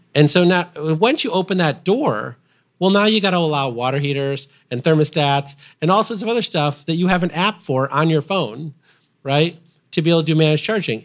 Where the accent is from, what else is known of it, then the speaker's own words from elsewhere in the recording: Illinois, United States; Byron nuclear power plant, which I grew up next to in Illinois